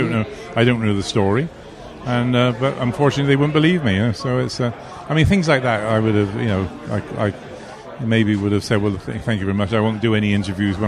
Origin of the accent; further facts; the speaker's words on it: Bristol, South West England, United Kingdom; now in London, United Kingdom; In Bristol, which is my home, my original home. I now live in London, but I was brought up in Bristol.